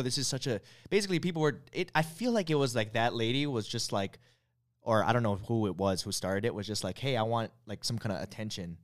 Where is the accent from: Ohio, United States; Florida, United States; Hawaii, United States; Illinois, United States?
Hawaii, United States; growing up in Hawaii